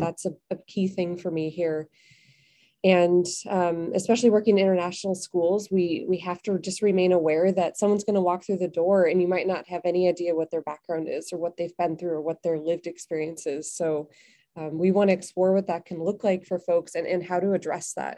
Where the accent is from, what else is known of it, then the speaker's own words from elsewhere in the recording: Chicago, Illinois, United States; also born or lived in Belgium; now in Bangkok, Thailand; I'm originally from Chicago